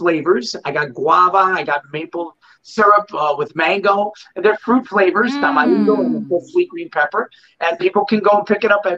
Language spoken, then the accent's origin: English; New York, United States; moved away as an adult; now in South Florida, United States; that's my hometown